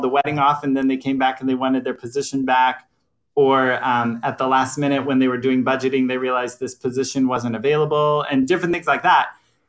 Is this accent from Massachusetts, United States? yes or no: no; Florida, United States; born there; now in Hillsboro, United States; I was born in Florida and military family, so we bounced around a lot. But majority on the East Coast